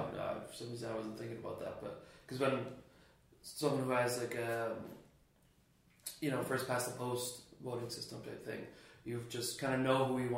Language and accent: English; Canada; now in Ireland; as a Canadian